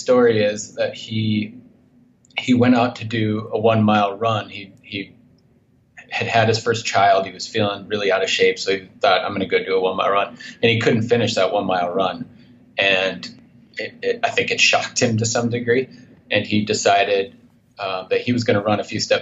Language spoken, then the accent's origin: English; north central Minnesota, United States; moved away as an adult; now in Montana, United States; I grew up in Minnesota, in north central Minnesota